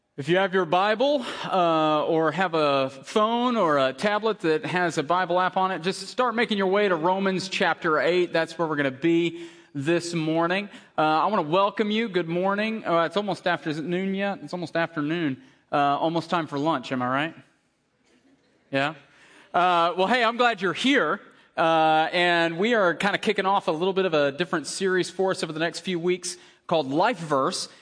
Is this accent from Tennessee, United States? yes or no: yes; Tennessee, United States; I grew up in Tennessee.